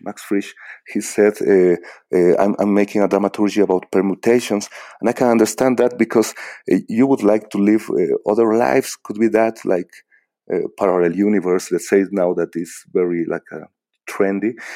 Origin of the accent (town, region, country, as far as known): Bolivia; English is a second language